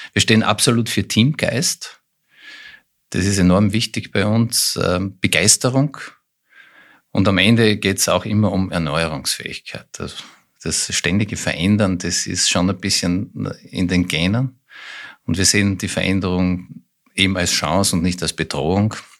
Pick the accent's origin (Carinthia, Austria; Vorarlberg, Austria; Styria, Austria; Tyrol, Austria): Styria, Austria; moved away as an adult; also born or lived in Graz / Vienna; now in Lower Austria, Austria; gebürtiger Steirer